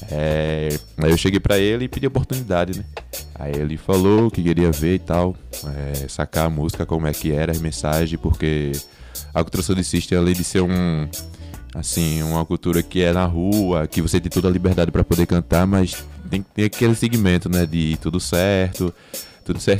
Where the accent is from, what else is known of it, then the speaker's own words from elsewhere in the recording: Recife, Pernambuco, Brazil; Sim, sim. Nascido e criado aqui em Recife desde molequinho.